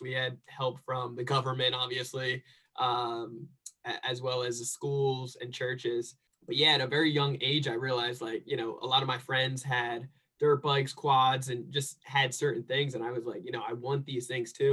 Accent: New Jersey, United States; now in San Diego, United States; I grew up in New Jersey

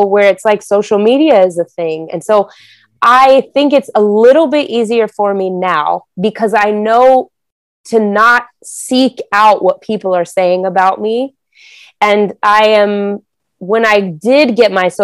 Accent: Denver, Colorado, United States; I grew up in Denver, Colorado

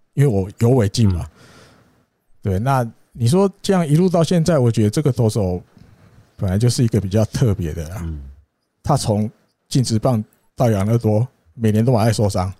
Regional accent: Taiwan; 我们台湾人

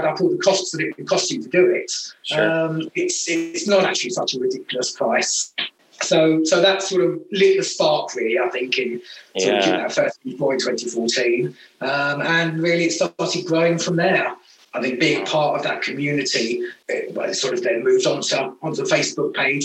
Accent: United Kingdom; being a Brit

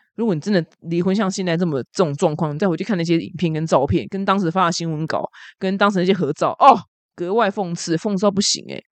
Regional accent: Taiwan; 我们台湾人

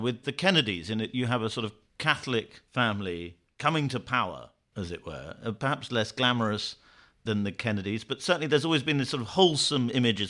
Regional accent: United Kingdom; as a Brit

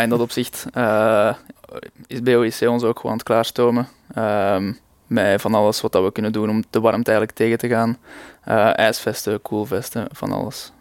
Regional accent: Leuven, Flanders, Belgium; Ik kom uit Leuven

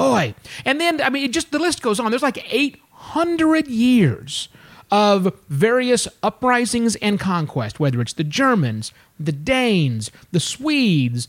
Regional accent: United States; now in Bangkok, Thailand

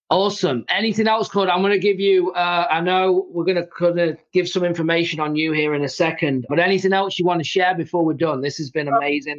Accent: England, United Kingdom; now in United States; I'm from England, so I've got an accent

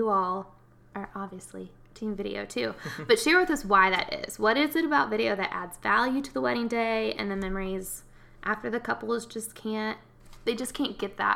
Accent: Knoxville, Tennessee, United States; moved away as an adult; now in Lexington, United States; I'm from Knoxville, Tennessee

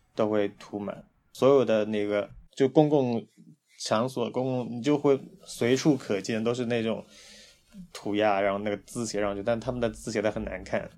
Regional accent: China; also born or lived in Hangzhou; 我是内地来的

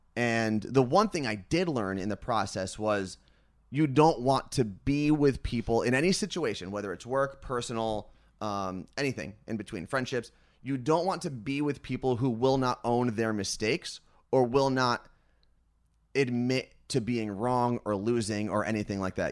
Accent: New Jersey, United States; I'm from New Jersey

